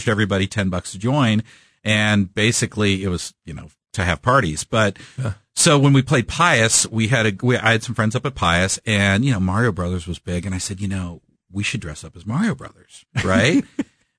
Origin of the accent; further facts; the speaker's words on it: Kansas City, Missouri, United States; Born and raised in Kansas City